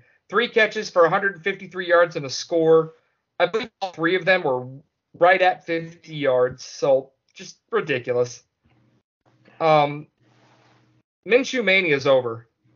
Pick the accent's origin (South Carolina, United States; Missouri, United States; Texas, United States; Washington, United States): Missouri, United States; St. Louis; I grew up in St. Louis